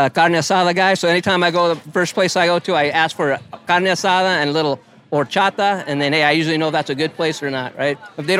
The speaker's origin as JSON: {"language": "English", "town": "La Mirada", "region": "California", "country": "United States", "tie": "born or raised there", "moved": "as an adult", "lives_now": "Qatar", "said": "No, I grew up in a city called La Mirada. It's over by Norwalk. We actually borderline LA County, Orange County."}